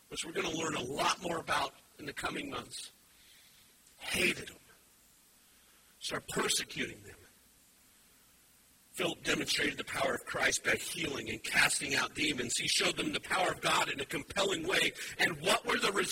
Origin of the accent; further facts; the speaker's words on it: Wyoming, United States; now in Indiana, United States; I'm originally from Wyoming